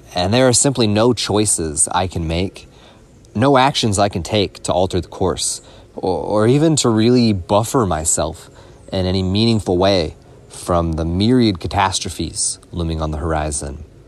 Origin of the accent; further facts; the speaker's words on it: Louisville, Kentucky, United States; moved away as an adult; now in California, United States; I felt very isolated and alienated in my hometown of Louisville, Kentucky